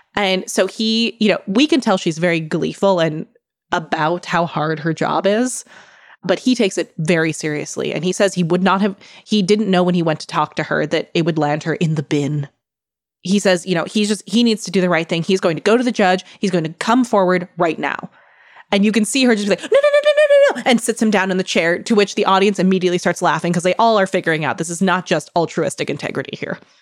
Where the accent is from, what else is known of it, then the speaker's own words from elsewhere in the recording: Midwest, United States; I grew up in the Midwest